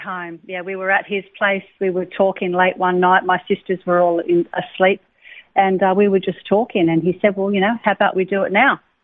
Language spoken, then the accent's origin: English; Lennox Head, New South Wales, Australia; also born or lived in Sydney; I was born in Sydney um, a fair while ago. Mm-hmm. Um, I was I lived in Sydney until I was seven. My mum and dad separated when I was seven, and then I moved up to Lennox Head with my mother and my stepfather